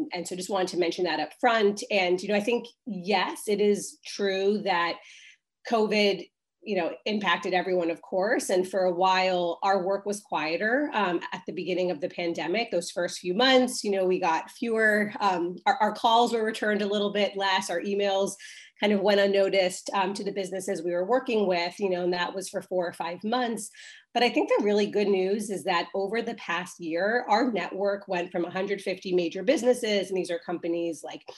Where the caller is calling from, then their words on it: Brooklyn, New York, United States; I am joining from Brooklyn, which is also gloomy.